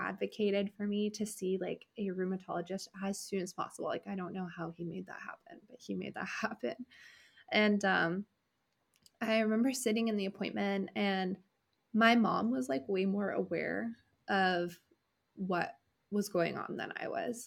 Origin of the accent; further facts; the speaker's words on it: California, United States; moved away as an adult; also born or lived in Washington State; I'm from California originally